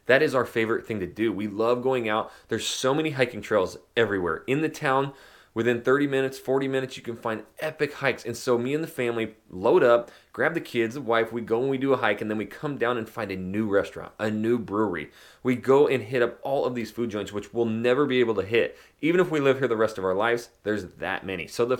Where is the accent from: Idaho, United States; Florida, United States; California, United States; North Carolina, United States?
Idaho, United States; Yes, again, I am from Northern Idaho, small town. It's a logging mining town, which now has blown up.